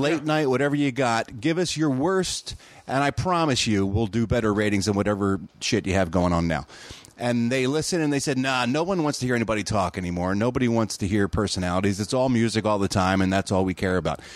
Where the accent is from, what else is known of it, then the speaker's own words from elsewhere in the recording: Philadelphia, Pennsylvania, United States; moved away as an adult; now in California, United States; I grew up in Philadelphia, Pennsylvania.